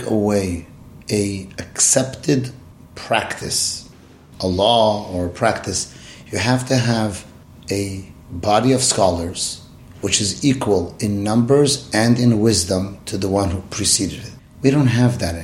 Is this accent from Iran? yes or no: yes; Iran; moved away; When I grew up in Iran